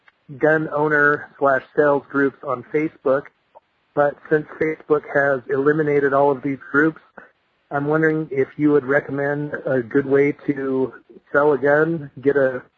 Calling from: Idaho, United States; I'm calling from Idaho

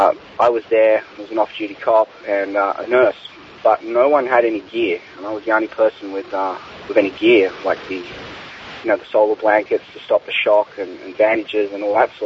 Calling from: Australia; Hi, Jack. I'm calling from Australia for episode 500.

